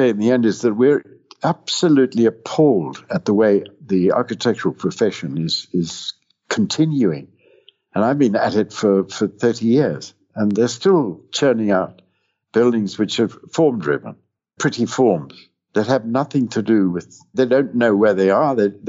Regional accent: Zimbabwe; born there; also born or lived in Cape Town, South Africa / Canada / London, United Kingdom; Before that, I went to school in South Africa, in Cape Town, and I was born here in Zimbabwe way back in 1938, and then Canada.

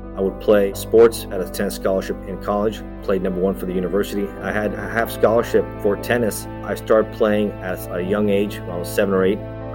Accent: Miami, Florida, United States; So I was raised in Miami, and fortunate enough, they believe in education

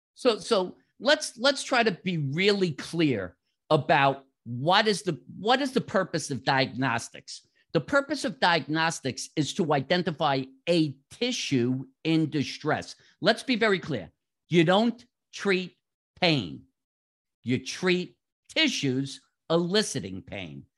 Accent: New York, United States; moved away as an adult; also born or lived in South Florida; now in Jacksonville, United States; From my accent, most people should figure out I grew up in New York.

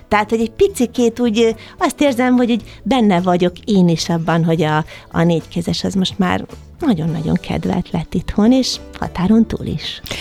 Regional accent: Eger, Heves, Hungary; Egerben, az én szülővárosomban

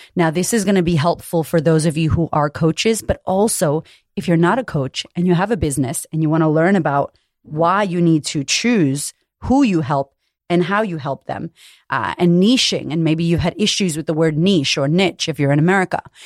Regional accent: United States; now in Australia; I'm American, but I live in Australia

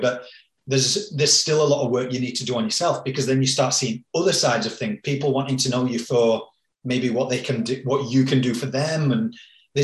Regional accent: Yorkshire and the Humber, United Kingdom; moved away; I'm from Yorkshire back in the UK, like a working class place

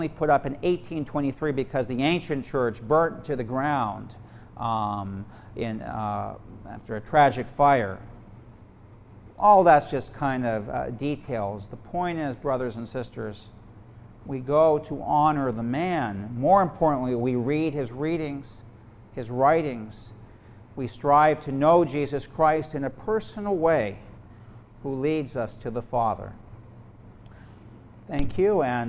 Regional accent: United States; we as American Catholics

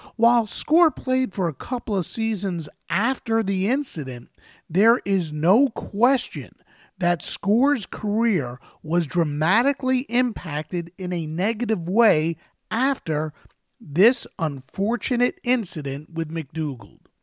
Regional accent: New York area, United States; I grew up in the New York area, not New Jersey.

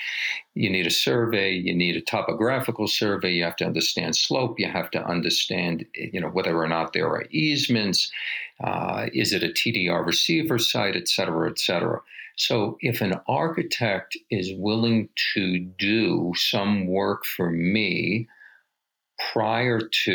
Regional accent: New York, United States; moved away as an adult; now in Aspen, United States; I'm originally from New York

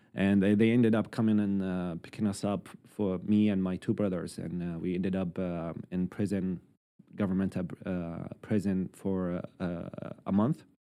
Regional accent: Syria; moved away as an adult; now in Halifax, Canada; I am from Syria

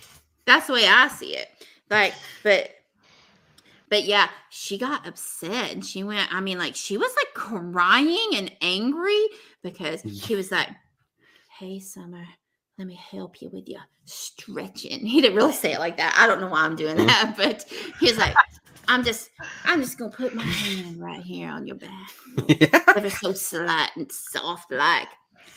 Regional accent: the South, United States; I'm from the South

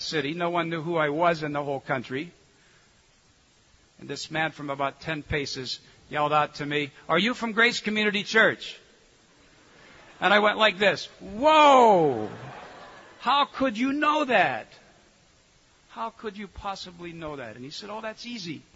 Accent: United States; me being an American

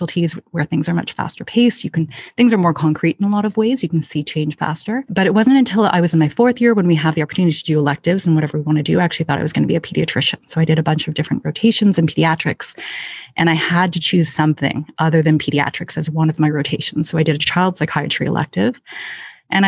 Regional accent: Ottawa, Ontario, Canada; born or raised there; also born or lived in London, Ontario; now in Toronto, Canada

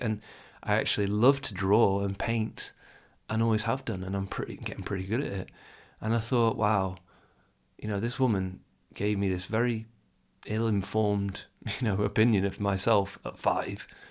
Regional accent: England, United Kingdom; I'm English

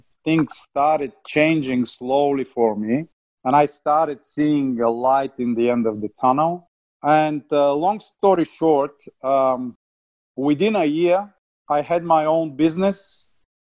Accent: Bulgaria; English is a second language; moved away as an adult; also born or lived in Australia; I came from Bulgaria, air traffic controller

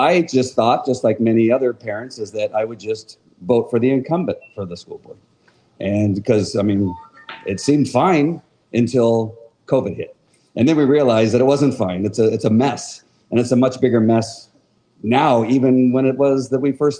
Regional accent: Orange County, California, United States; I'm from Orange County, California

